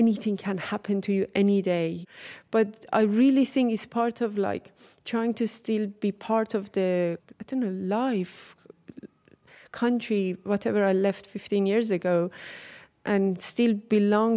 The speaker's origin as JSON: {"language": "English", "town": "Tehran", "region": "Tehran Province", "country": "Iran", "said": "I'm from Tehran"}